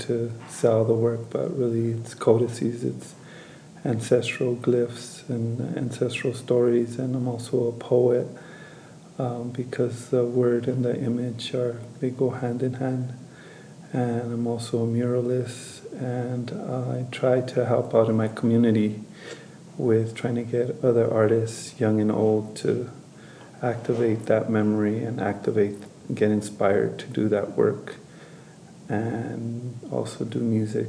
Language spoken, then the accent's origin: English; Los Angeles, California, United States; moved away as an adult; now in New Mexico, United States; I was born and raised in East Los Angeles. Migrated to Nuevo Mexico, Rivera, about 8-9 years ago